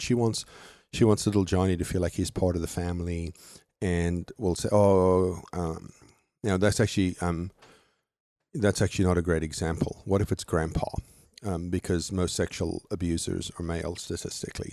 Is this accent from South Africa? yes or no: yes; South Africa; moved away; fly down to my hometown